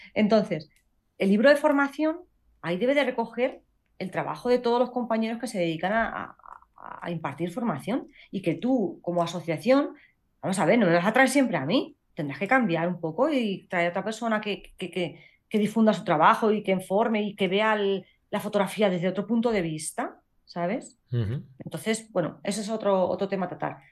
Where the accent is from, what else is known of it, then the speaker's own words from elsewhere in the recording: Castilla-La Mancha, Spain; la primera castilla-la manchega, que eso también es un orgullo para mi tierra